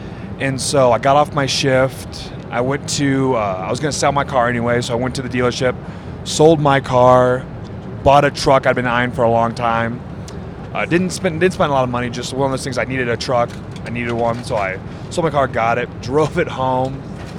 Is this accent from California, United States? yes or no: no; Wisconsin, United States